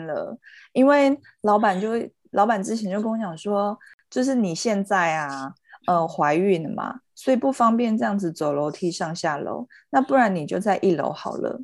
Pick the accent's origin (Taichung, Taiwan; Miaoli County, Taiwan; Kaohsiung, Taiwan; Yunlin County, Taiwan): Taichung, Taiwan; accent: Taichung accent; 他挖我们的台中腔发扬的，就是发扬光大